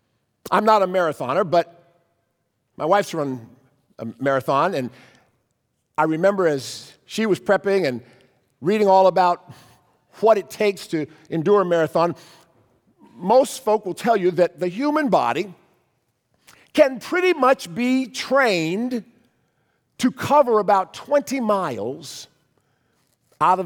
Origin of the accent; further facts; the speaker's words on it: Cleveland, Ohio, United States; moved away; When I was a kid, in the back of our church bulletin in our church growing up in Cleveland